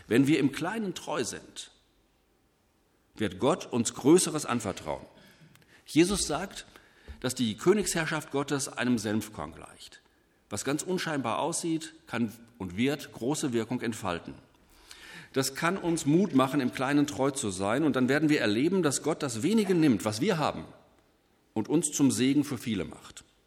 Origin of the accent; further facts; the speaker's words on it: Germany; hier bei uns in Deutschland